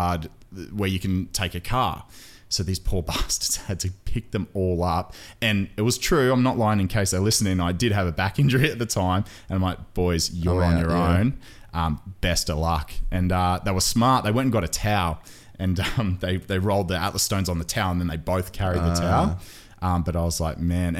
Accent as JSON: {"language": "English", "country": "Australia", "tie": "born or raised there", "said": "I was born and raised here in Australia. My father's Maltese"}